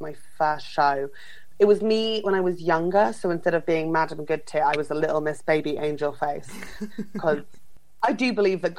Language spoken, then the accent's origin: English; Fleet, South East England, United Kingdom; my hometown, which is Fleet in Northeast Hampshire